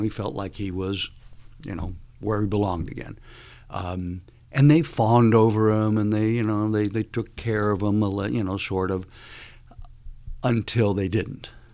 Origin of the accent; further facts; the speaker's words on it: Cuba; moved away; also born or lived in Miami; I would be born in Cuba, which I was.